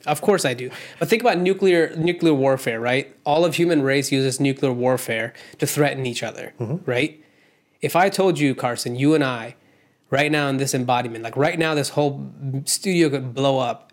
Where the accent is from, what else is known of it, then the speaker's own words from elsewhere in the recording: India; moved away; I grew up in India